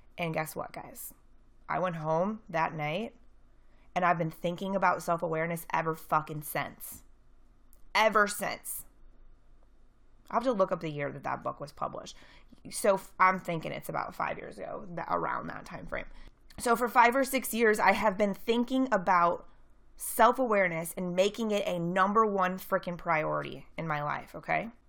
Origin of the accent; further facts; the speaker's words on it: St. Louis, Missouri, United States; I'm from Saint Louis